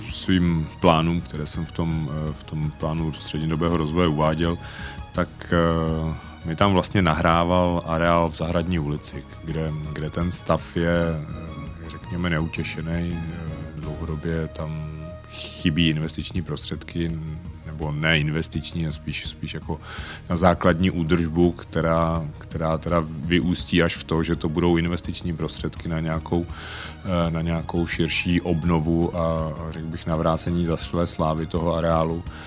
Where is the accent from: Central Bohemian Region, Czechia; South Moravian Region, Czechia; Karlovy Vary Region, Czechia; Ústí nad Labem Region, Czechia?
Ústí nad Labem Region, Czechia; Most; also born or lived in Prague; Jsem ro- rodilý Mostečan a víceméně tady celý život žiju s nějakou krátkou pauzou na, na školu v Praze